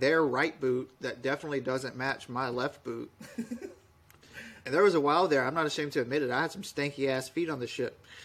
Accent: Webb, Alabama, United States; moved away as an adult; now in Poland; I'm from the very bottom of Alabama, uh, a little town called Webb. I usually have to tell people that I'm from Dothan because nobody knows where Webb is

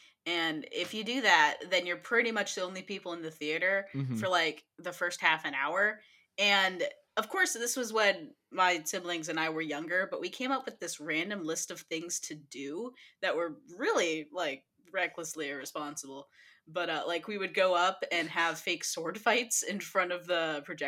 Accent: Olympia, Washington, United States

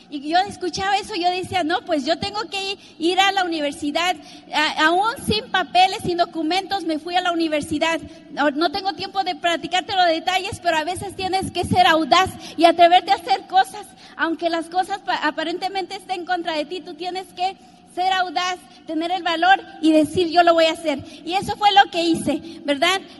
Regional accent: Mexico; yo nací en México en una familia de nueve, nueve hermanos, imagínate, muy numerosa.

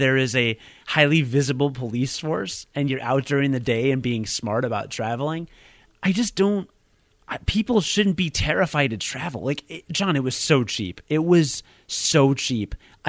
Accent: United States; I'm an American

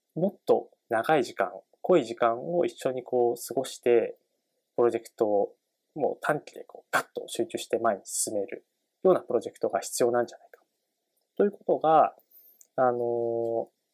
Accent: Tochigi, Japan; moved away as an adult; also born or lived in Kanagawa; now in Tokyo, Japan; 僕は、栃木、栃木県出身で18年間栃木で生活してました

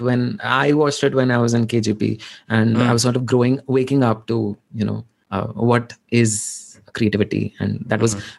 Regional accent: western Odisha, India; accent: Sambalpuri; first language Odia (Sambalpuri dialect); English is a second language; my mother tongue is Odia, but it's not the standard Odia. It's a dialect of it, which is spoken uh, in the western uh, side of Odisha.

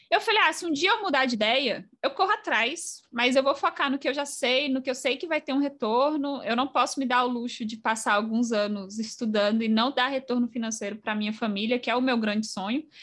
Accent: Bahia, Brazil; eu fiz Cefet, eu sou baiana, e aí eu mudei de cidade para fazer o ensino médio integrado com o técnico.

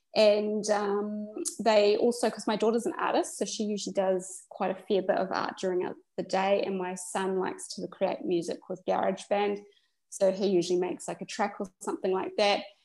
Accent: New Zealand; moved away; also born or lived in Australia; originally we're from New Zealand as our country of citizenship, but we were living in Australia.

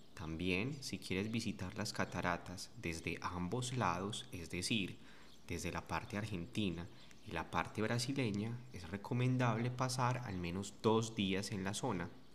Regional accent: Medellín, Antioquia, Colombia; Soy de Medellín, Colombia

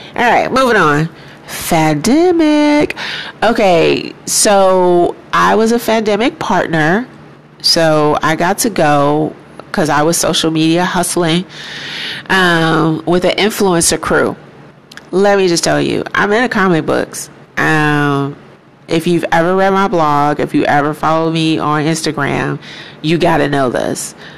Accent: Chicago, Illinois, United States; now in Houston, United States; being from Chicago, um, there's this great sense of pride that we as black people have

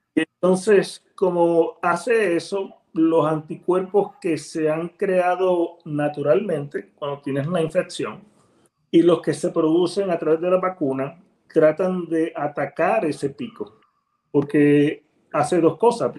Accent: Ponce, Puerto Rico; moved away as an adult; also born or lived in Dominican Republic / Livingston, New Jersey / Miami; now in Abilene, Texas, United States; nací y me crié en Ponce, Puerto Rico

